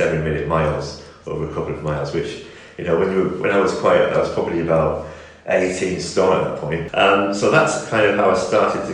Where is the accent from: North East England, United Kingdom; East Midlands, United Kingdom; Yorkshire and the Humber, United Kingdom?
North East England, United Kingdom; the Northeast; now in Northampton, United Kingdom; I was coming from the Northeast originally